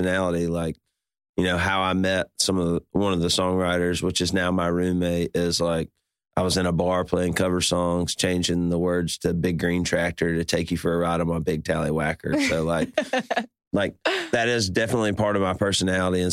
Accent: Birmingham, Alabama, United States; I grew up in Birmingham, Alabama

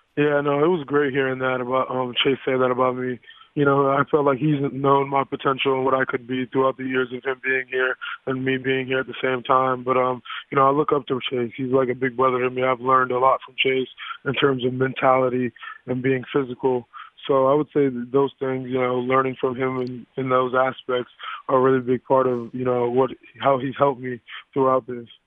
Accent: South Florida, United States; growing up in South Florida

